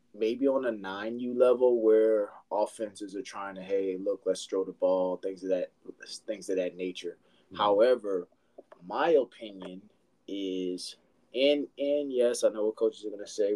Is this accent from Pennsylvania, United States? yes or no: no; Louisiana, United States; moved away as an adult; now in San Antonio, United States; I'm from Louisiana, but I've been in San Antonio about five years